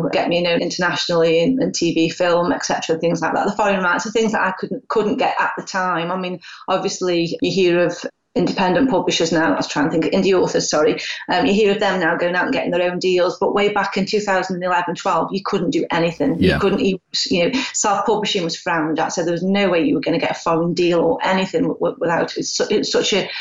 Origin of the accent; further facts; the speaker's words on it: United Kingdom; obviously with being British, quite British, and obviously working class